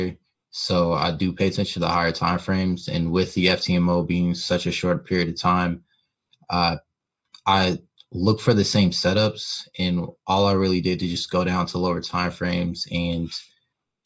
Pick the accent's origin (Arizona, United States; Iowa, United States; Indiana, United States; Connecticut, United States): Indiana, United States; Indianapolis; born and raised in Indianapolis, Indiana.